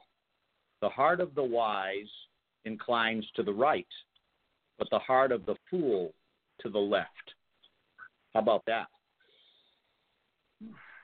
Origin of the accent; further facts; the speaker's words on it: Massachusetts, United States; Massachusetts, which happens to be the state that I was born